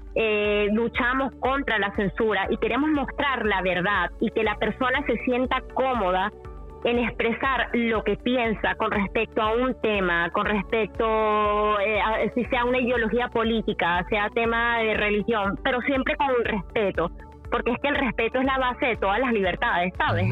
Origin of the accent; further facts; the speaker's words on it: Venezuela; yo que soy venezolana